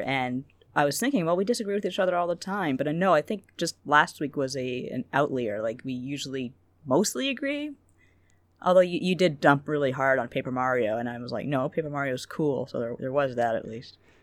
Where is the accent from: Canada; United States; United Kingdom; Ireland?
Canada; I'm a very mild mannered Canadian